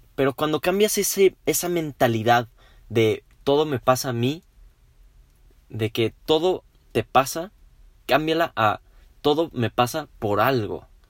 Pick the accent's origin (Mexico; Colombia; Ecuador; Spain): Mexico; somos muchos los mexicanos